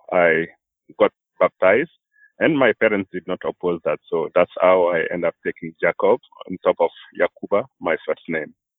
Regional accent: Burkina Faso; moved away as an adult; now in Vermont, United States; I came from Burkina Faso

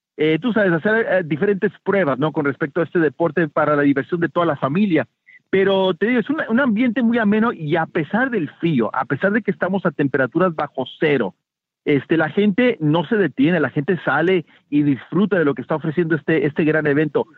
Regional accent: Mexico; now in Miami, United States; yo siendo mexicano

